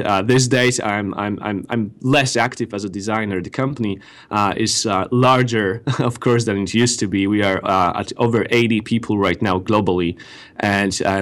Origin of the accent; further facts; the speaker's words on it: Gdańsk, Pomeranian Voivodeship, Poland; moved away as an adult; now in Mountain View, United States; majority of our team resides in Gdańsk, in Poland, north of Poland. This is where I'm originally from